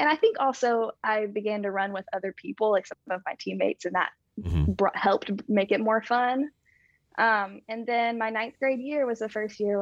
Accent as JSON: {"language": "English", "town": "Spartanburg", "region": "South Carolina", "country": "United States", "tie": "born or raised there", "moved": "as an adult", "said": "I moved from Spartanburg, South Carolina"}